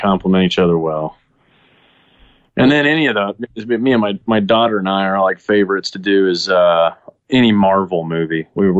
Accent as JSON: {"language": "English", "town": "Dallas", "region": "Texas", "country": "United States", "tie": "born or raised there", "also_born_or_lived": "Saudi Arabia", "said": "Yeah, I mean, that first part was the Dallas area. Then I went to Saudi. Then I came back to the Dallas area. Dallas is always where I've reset."}